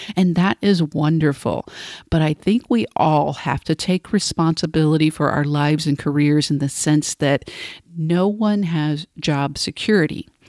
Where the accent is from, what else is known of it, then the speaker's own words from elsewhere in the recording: Cleveland, Tennessee, United States; moved away; I'm coming to you today from Cleveland, Tennessee, my hometown, from my childhood bedroom, actually, where I'm visiting family over the weekend